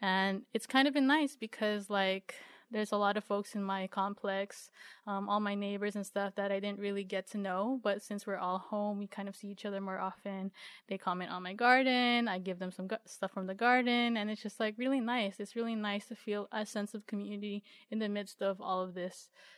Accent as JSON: {"language": "English", "country": "Philippines", "moved": "yes", "said": "Yeah, like when I came from the Philippines, I was just like, yeah, I don't know when I'm going to see y'all again."}